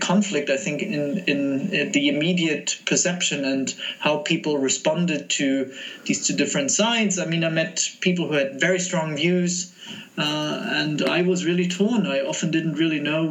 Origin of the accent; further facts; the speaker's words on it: Munich, Bavaria, Germany; moved away as an adult; I grew up in Munich in a setting that was not very diverse